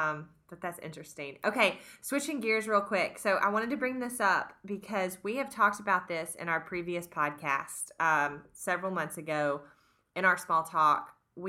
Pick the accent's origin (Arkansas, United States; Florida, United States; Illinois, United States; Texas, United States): Arkansas, United States; Hot Springs; So I was in Hot Springs, my hometown